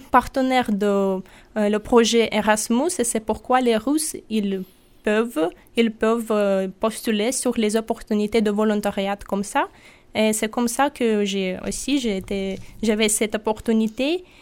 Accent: Sakhalin Oblast, Russia; French is a second language; now in Nîmes, France; je viens de Sakhalin, c'est l'île près du Japon.

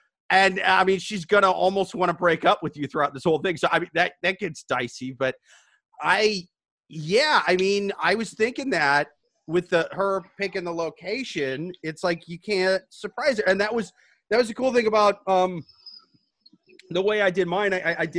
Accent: Midwest, United States; Yeah, dude, I'm from the Midwest. That's the traditional way.

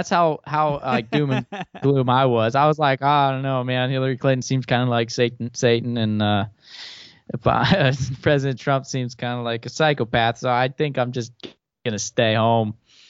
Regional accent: Thailand; I grew up in Thailand, and a huge phrase there that's just ingrained in the culture is laksa

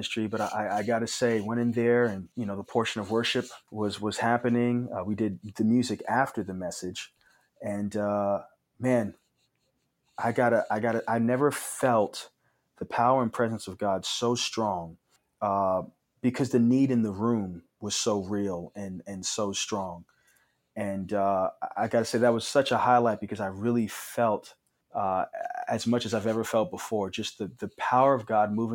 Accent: New York City, New York, United States; Growing up in New York

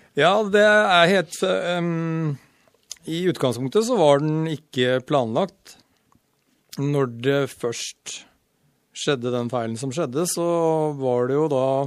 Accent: Sarpsborg, Østfold, Norway; now in Stryn, Norway; jeg er født i Sarp. Oppvokst rett utafor Sarp. Og uh, Sarpsborg

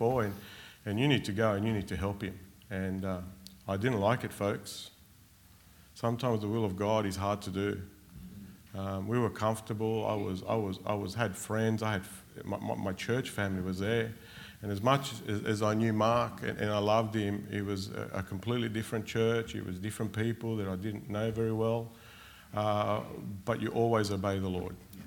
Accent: Australia; also born or lived in Argentina; We came to Australia from Argentina when I was six.

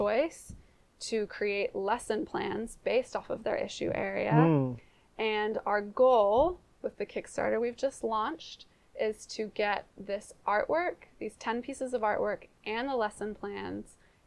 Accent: Seattle, Washington, United States; moved away as an adult; also born or lived in New Zealand; I grew up in Ballard

